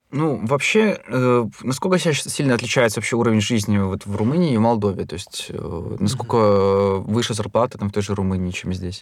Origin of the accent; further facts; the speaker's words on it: Belarus; мы из Беларуси